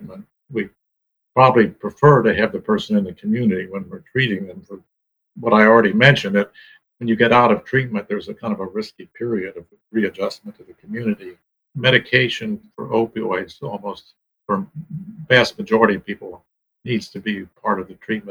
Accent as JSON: {"language": "English", "region": "Ohio", "country": "United States", "tie": "born or raised there", "said": "I grew up in Ohio on a farm"}